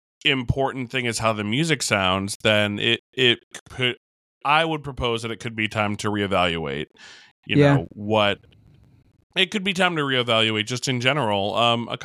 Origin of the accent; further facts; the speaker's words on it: New York, United States; I'm from New York.